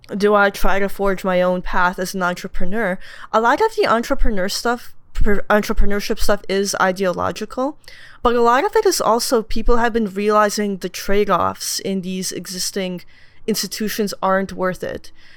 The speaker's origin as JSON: {"language": "English", "region": "Moscow", "country": "Russia", "tie": "born or raised there", "moved": "yes", "said": "I was born in Moscow"}